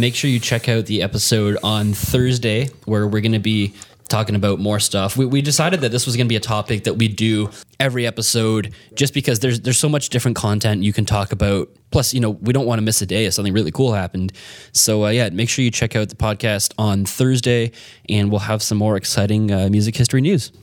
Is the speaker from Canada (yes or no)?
yes; Canada; as a Canadian